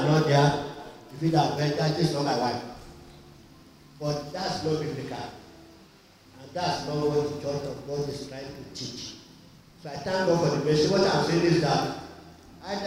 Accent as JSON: {"language": "English", "country": "Nigeria", "said": "I'm from Nigeria"}